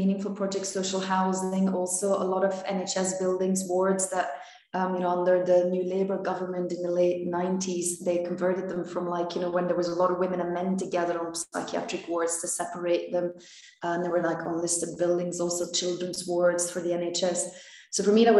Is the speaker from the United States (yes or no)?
no; Belgium; moved away as an adult; also born or lived in London / Finland; I was born in Belgium